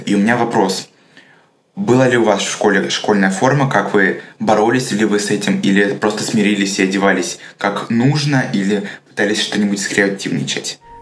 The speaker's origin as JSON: {"language": "Russian", "region": "Rostov Oblast", "country": "Russia", "said": "мне 16 лет, я из Ростовской области"}